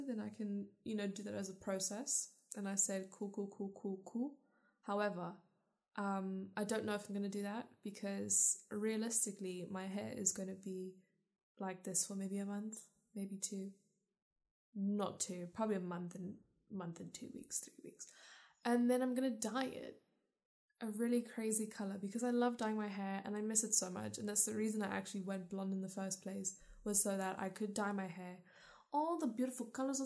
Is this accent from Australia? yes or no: no; South Africa; also born or lived in London / Scotland; now in United Kingdom; I was born in South Africa.